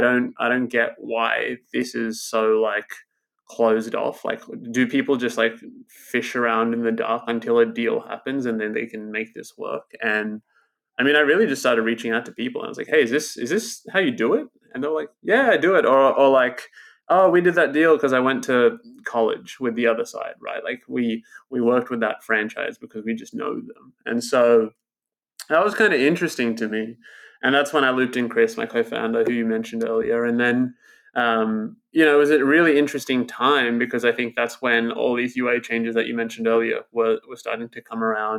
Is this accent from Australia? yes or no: yes; Australia; I grew up in Australia. I'm in Australia at the moment, and I grew up in these, like, small towns of Australia